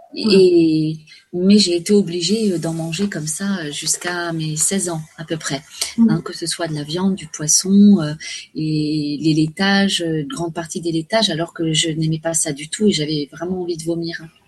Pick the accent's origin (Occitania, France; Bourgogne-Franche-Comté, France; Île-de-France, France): Île-de-France, France; Paris; je suis née à Paris